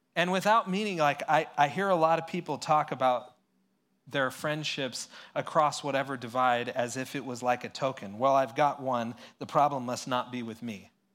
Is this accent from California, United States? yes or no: yes; San Luis Obispo, California, United States; I grew up in San Luis Obispo here